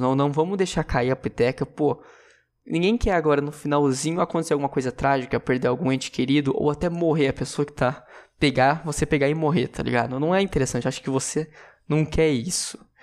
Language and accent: Portuguese; interior of São Paulo, Brazil; eu sou de São Paulo, eu sou do interior de São Paulo, na verdade